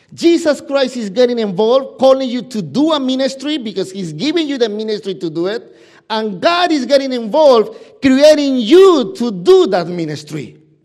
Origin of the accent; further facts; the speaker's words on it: Peru; English is a second language; moved away; my English is not as as extensive as you probably know because, y, you know, I'm from Peru